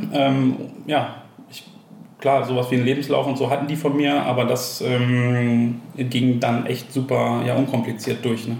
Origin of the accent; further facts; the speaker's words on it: Enger, North Rhine-Westphalia, Germany; ich bin gebürtiger Ostwestfale, äh, bin in äh, Enger äh, bei Bielefeld aufgewachsen